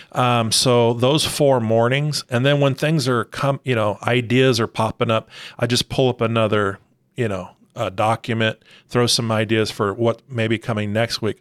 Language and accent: English; Arizona, United States; now in Rancho Cucamonga, United States; growing up in Arizona, grew up in a Christian home